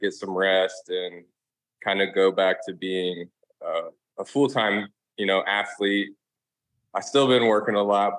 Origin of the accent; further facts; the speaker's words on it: Dayton, Ohio, United States; now in Florida, United States; growing up in Dayton, Ohio